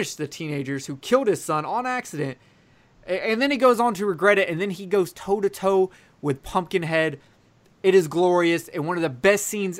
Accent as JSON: {"language": "English", "region": "the South", "country": "United States", "said": "I'm from the South."}